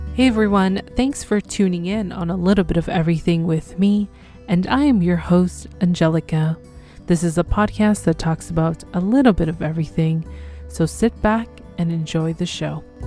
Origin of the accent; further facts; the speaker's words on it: Canada; I'm from Canada